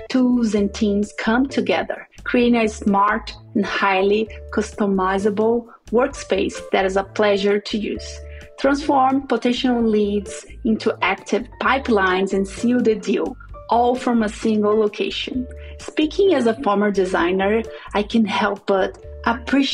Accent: Brazil; first language Portuguese; English is a second language; moved away as an adult; now in United States; I was raised in Brazil. My first language is Portuguese.

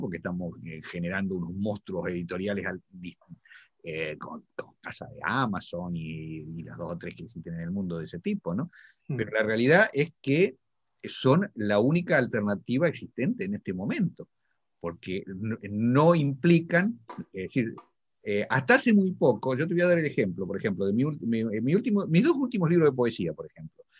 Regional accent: Venado Tuerto, Santa Fe, Argentina; moved away as an adult; also born or lived in Buenos Aires, Argentina / Spain; now in London, United Kingdom; Yo nací en un pueblo que todos los argentinos seguramente lo conocen, una ciudad que se llama Venado Tuerto

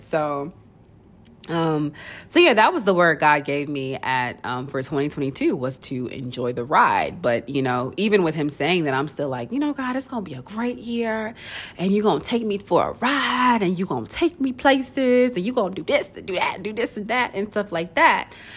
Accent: Nigeria; me being Nigerian

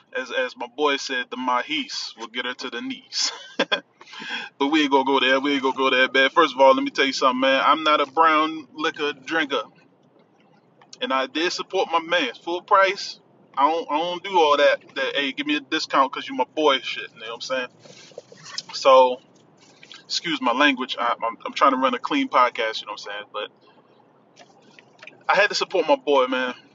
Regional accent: Washington, District of Columbia, United States; accent: DC; my DC accent

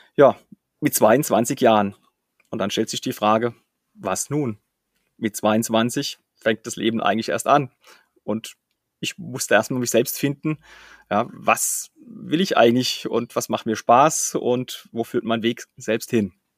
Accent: Flörsheim-Dalsheim, Rhineland-Palatinate, Germany; Flörsheim-Dalsheim, meinem Heimatort

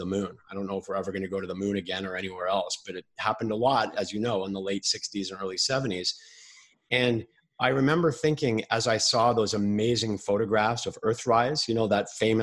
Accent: Montreal, Quebec, Canada; when I grew up in Montreal

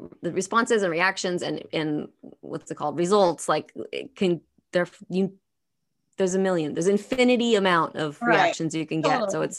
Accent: Petaluma, California, United States; now in Los Angeles, United States; I grew up in Petaluma

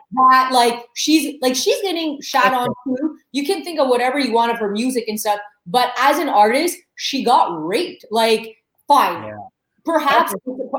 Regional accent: Saint-Hubert, Quebec, Canada; I grew up in St. Hubert

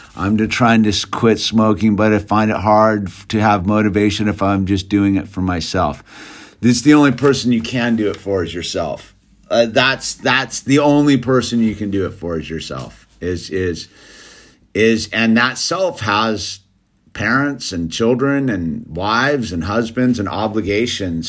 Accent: United States; I'm an American

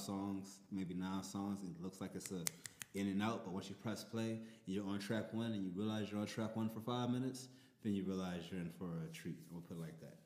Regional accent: New Orleans, Louisiana, United States; I'm from New Orleans

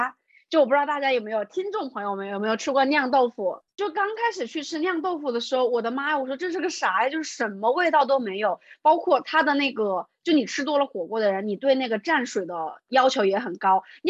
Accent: Hubei, China; moved away as an adult; also born or lived in Singapore; 我从小出生在湖北嘛，然后大学也在湖北读的

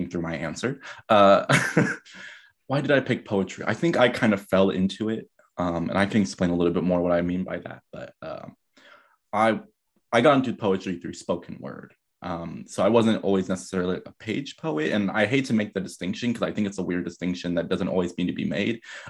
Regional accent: San Diego, California, United States; moved away as an adult; also born or lived in Bay Area, California / East Oakland, California; now in New York, United States; I'm from San Diego, California

